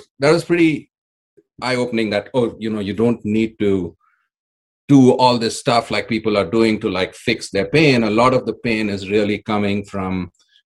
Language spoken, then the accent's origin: English; India; moved away as an adult; now in Nevada City, United States; Originally, I come from India.